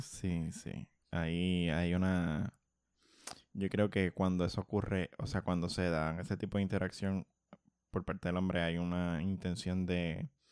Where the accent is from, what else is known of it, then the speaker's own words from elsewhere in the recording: Bayamón, Puerto Rico; Yo soy de Santa Juanita